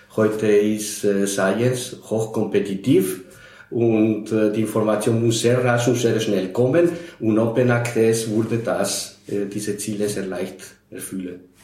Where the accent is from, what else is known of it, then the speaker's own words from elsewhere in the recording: Spain; now in Austria; Ich bin in Spanien geboren, aber schon seit 40 Jahren in Österreich.